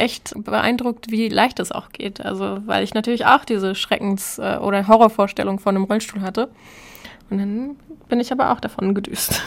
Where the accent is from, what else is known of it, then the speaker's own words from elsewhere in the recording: Hamburg, Germany; meine Heimatstadt Hamburg